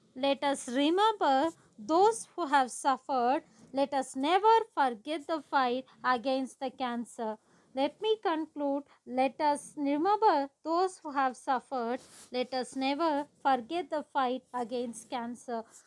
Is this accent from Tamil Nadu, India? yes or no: yes; Kodaikanal, Tamil Nadu, India; I am from Kodaikanal